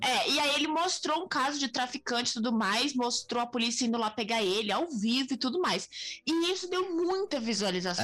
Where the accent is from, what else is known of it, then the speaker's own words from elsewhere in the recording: Brazil; sendo brasileiro